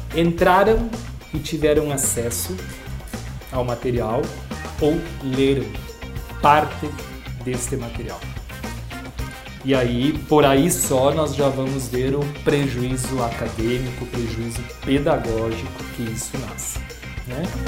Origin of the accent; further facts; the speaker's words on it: Brazil; enquanto brasileiros